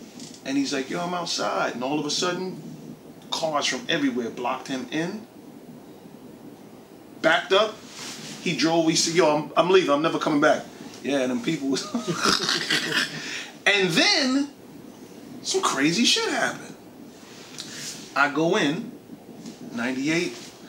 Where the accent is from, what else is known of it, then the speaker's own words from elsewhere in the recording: New York, United States; I'm from New York